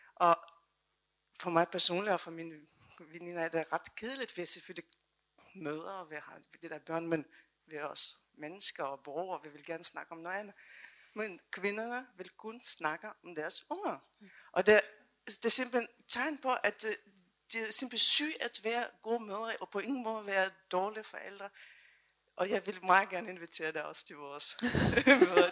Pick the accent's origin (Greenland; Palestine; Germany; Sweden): Germany; Danish is a second language; also born or lived in Eastern Europe; now in Denmark; Jeg kommer selv fra Tyskland, men har boet mange år i Danmark